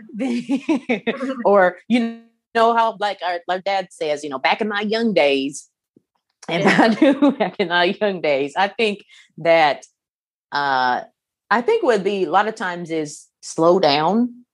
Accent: Kokomo, Indiana, United States; where I was uh, born and raised in Kokomo

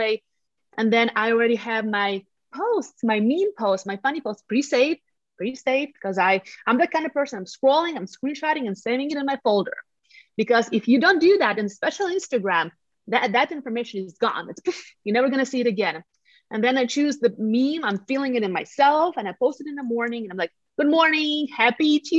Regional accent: Latvia; English is a second language; moved away as an adult; now in Colorado Springs, United States; I'm from Eastern Europe, from the country of Latvia

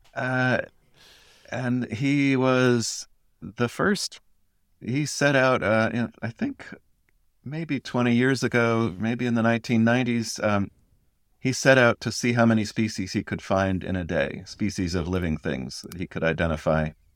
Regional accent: Connecticut, United States; in Connecticut

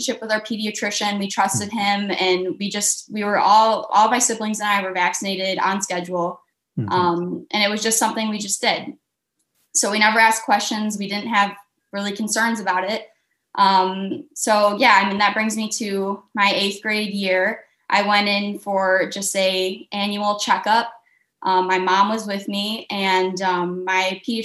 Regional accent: Michigan, United States; I'm from Michigan

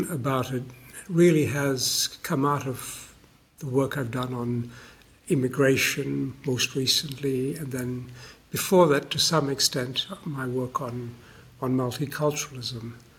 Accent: Malaysia; also born or lived in Australia; now in United Kingdom; I grew up in Malaysia for part of my life, so that's an important part of the world to me. I've lived for 30 years of my life in Australia

